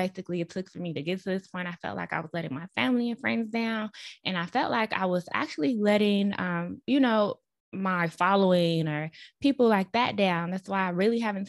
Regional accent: Chicago, Illinois, United States; moved away as an adult; now in Dallas, United States; I also moved back to my hometown in Chicago, so I was living with my parents.

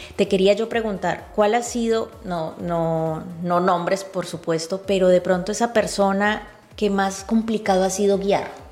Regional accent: Cali, Valle del Cauca, Colombia; el Deportivo Cali, justo el, uno de los equipos de mi ciudad natal

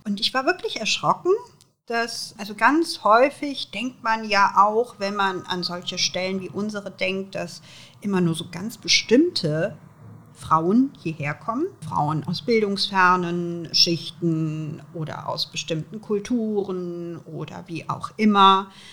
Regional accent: Aachen, North Rhine-Westphalia, Germany; Ich bin hier in Aachen geboren. Ähm, und ähm, wenn ich an Aachen denke, denke ich natürlich an meine Heimatstadt. Hier bin ich zur Schule gegangen

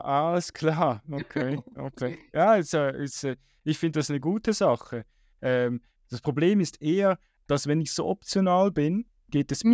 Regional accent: Switzerland; bei uns in der Schweiz

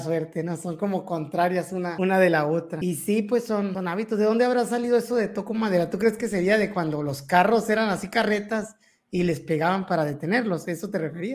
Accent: Mexico; como buenos mexicanos, tenemos esa, esa costumbre

